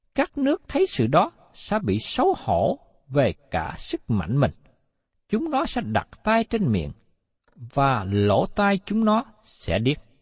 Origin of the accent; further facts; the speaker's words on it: Vietnam; người Việt của chúng ta